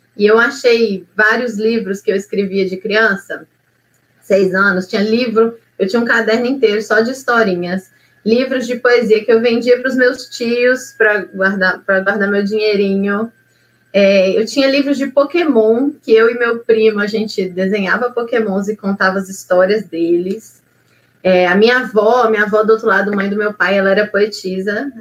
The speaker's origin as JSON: {"language": "Portuguese", "town": "Belo Horizonte", "region": "Minas Gerais", "country": "Brazil", "moved": "yes", "lives_now": "Ouro Branco, Brazil", "said": "Eu sou de Ouro Branco, Minas Gerais. Eu sou original, original originalmente de Belo Horizonte mas a minha cidade do coração é Ouro Branco mesmo."}